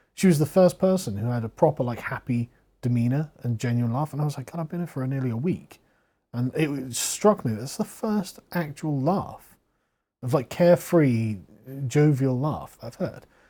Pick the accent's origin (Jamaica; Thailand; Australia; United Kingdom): United Kingdom; England; I'm from England